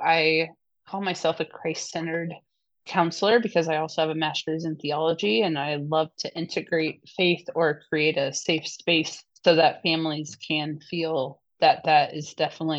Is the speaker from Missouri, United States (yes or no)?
no; Indianapolis, Indiana, United States; I grew up in Indianapolis, Indiana, as a big sister of quadruplet siblings